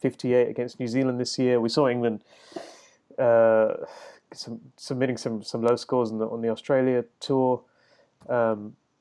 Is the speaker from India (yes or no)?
yes; Chennai, Tamil Nadu, India; my hometown of Madras